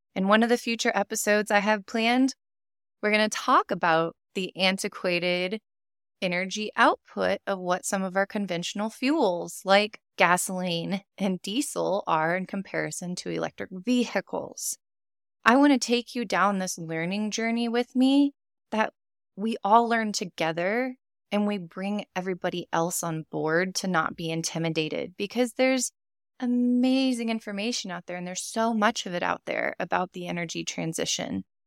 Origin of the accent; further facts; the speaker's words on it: Texas, United States; I'm from Texas, born and raised